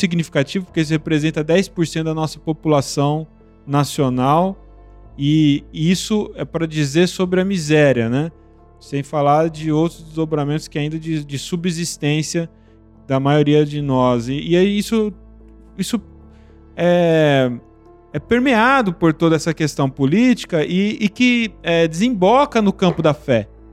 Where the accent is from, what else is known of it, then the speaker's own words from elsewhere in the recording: Brazil; somos brasileiros